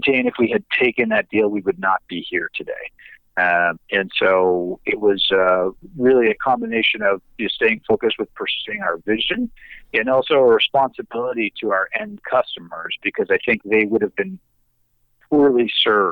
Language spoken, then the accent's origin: English; Canada; we're Canadian